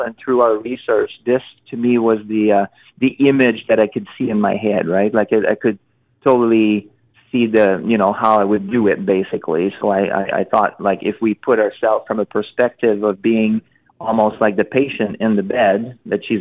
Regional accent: Montreal, Quebec, Canada; I'm from Montreal

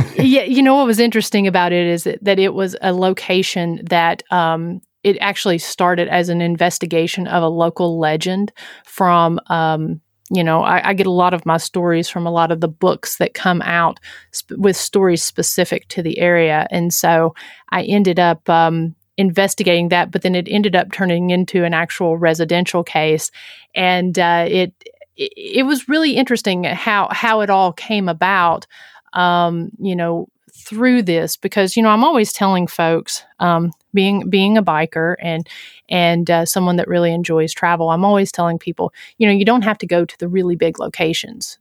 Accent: Huntsville, Tennessee, United States; my hometown of Huntsville, Tennessee.

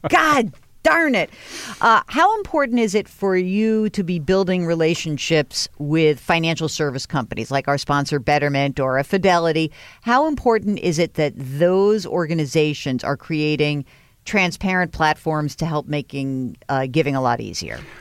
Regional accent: New York, United States; I grew up in New York

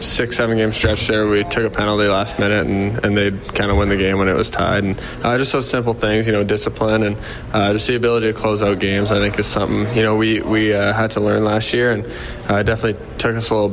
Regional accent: Canada; a kid growing up in Canada

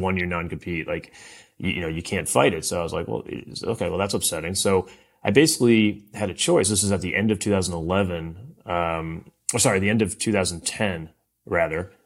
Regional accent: Cleveland, Ohio, United States; moved away; also born or lived in St. Louis; I grew up in, uh, Cleveland, Ohio.

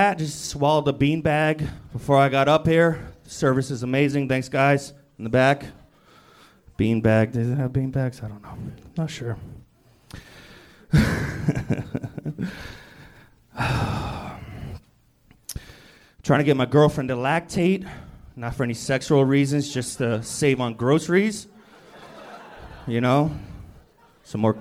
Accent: Poughkeepsie, New York, United States; also born or lived in San Jose; I live in Poughkeepsie. I was born in San Jose, but grew up here

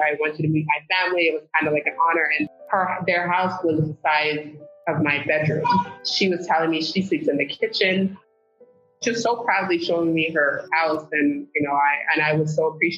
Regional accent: Phoenix, Arizona, United States; also born or lived in Senegal; growing up in South Phoenix, I actually had Teach for America teachers

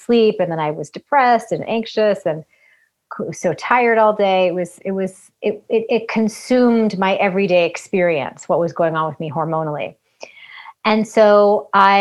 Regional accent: Massachusetts, United States; I grew up in Massachusetts

